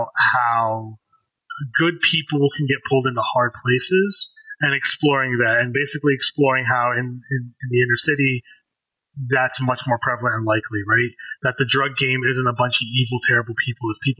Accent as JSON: {"language": "English", "area": "D.C. metro area", "region": "Maryland", "country": "United States", "tie": "born or raised there", "said": "I'm an Indian American, how have I had to speak white at times in my life and speak black at times in my life growing up in the D.C. metro area"}